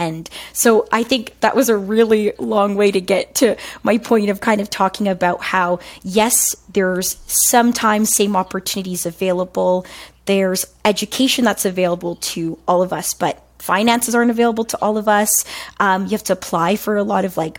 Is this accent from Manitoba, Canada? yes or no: no; a city outside of Toronto, Ontario, Canada; accent: African Canadian vernacular; I'm born and raised in a city outside of Toronto